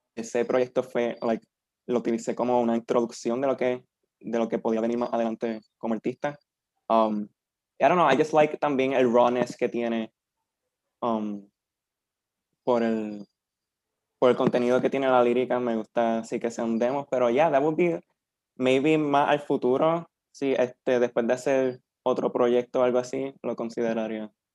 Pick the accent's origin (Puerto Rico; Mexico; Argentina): Puerto Rico; Peñuelas; un nene de 23 años, de un pueblito llamado Peñuela